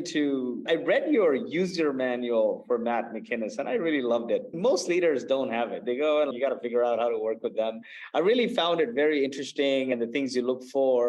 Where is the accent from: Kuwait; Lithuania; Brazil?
Kuwait; moved away; I grew up in Kuwait. I was a refugee of the Gulf War.